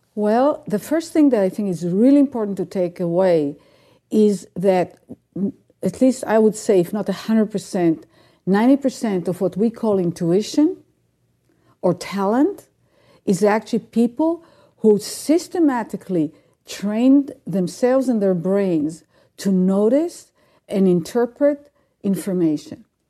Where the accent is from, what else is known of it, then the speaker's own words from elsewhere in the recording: Israel; moved away; I grew up in Israel